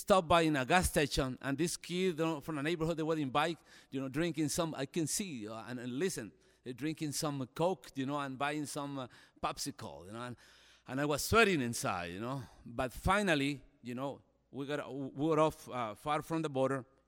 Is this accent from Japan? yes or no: no; El Salvador; moved away as an adult; now in United States; As a Salvadorian, it's a violence. There's a lot of violence in my country now. In my hometown, 5,000 people